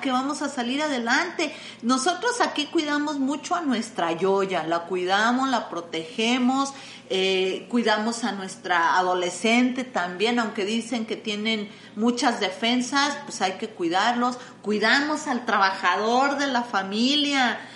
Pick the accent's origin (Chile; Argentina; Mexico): Mexico; somos mexicanos